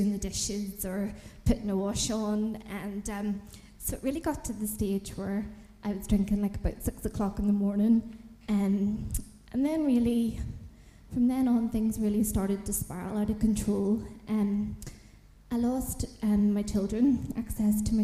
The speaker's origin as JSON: {"language": "English", "town": "Belfast", "region": "Northern Ireland", "country": "United Kingdom", "moved": "yes", "said": "I'm originally from Belfast in Northern Ireland"}